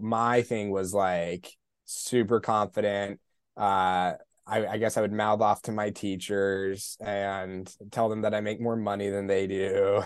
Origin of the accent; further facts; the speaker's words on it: Colorado Springs, Colorado, United States; I grew up in Colorado Springs.